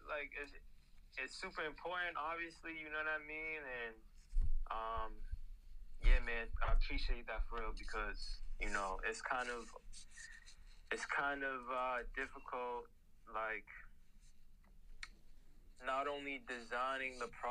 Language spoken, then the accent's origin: English; Brockton, Massachusetts, United States; born and raised in a city called Brockton, Massachusetts.